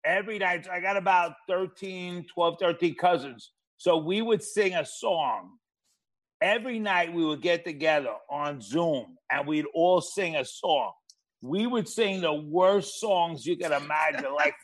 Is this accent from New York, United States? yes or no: yes; New York City, New York, United States; I'm a Flatbush guy, Brooklyn